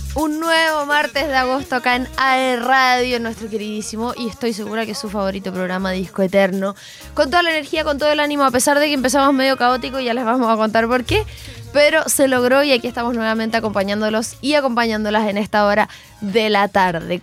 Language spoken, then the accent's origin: Spanish; Chile; de dónde eres y decía como Chile